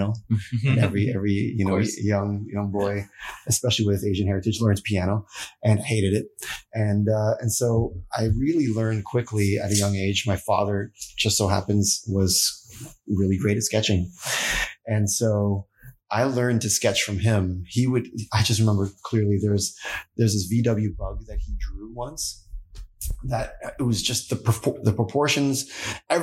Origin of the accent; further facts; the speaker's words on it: Toronto, Ontario, Canada; moved away as an adult; also born or lived in Ottawa; now in California, United States; I was born in Toronto